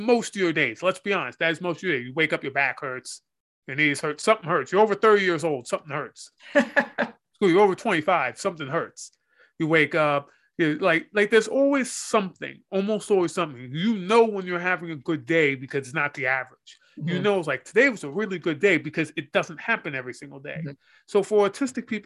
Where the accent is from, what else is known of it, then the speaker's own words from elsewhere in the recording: United States; I'm American